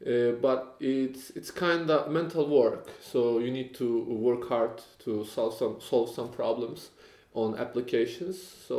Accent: Turkey; moved away as an adult; now in Poznań, Poland; I'm from Turkey, and I live in Poland around 5 years.

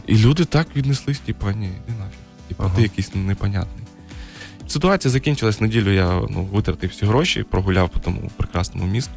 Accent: Kharkiv, Kharkiv Oblast, Ukraine; moved away; also born or lived in China; я харків'янин, повертаюсь до Харкова

